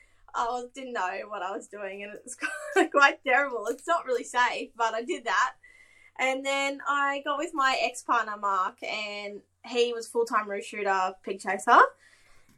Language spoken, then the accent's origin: English; Goondiwindi, Queensland, Australia; also born or lived in Charleville; originally from Gundawindi or Inglewood area, Gundawindi, no one knows Inglewood, so I just say Gundy.